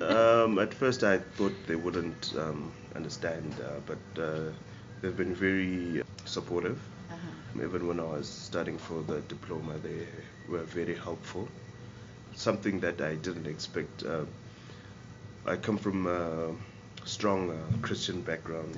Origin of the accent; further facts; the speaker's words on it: Kwekwe, Midlands, Zimbabwe; moved away as an adult; now in Greyton, South Africa; I was born in Kwekwe in Zimbabwe uh, on the 14th of August in 1986.